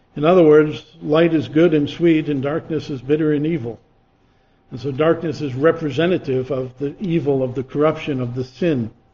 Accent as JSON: {"language": "English", "region": "Massachusetts", "country": "United States", "tie": "born or raised there", "said": "I grew up in Massachusetts"}